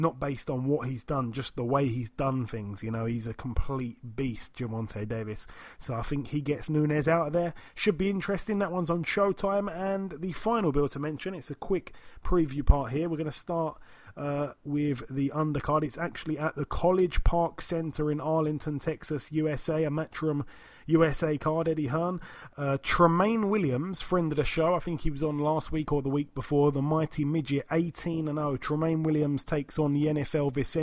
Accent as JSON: {"language": "English", "country": "United Kingdom", "said": "We're British"}